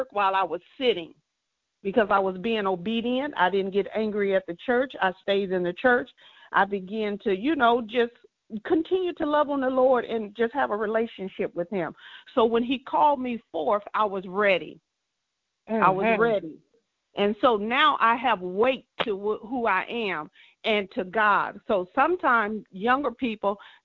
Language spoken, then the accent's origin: English; South Mississippi, United States; as a young girl growing up in the South of Mississippi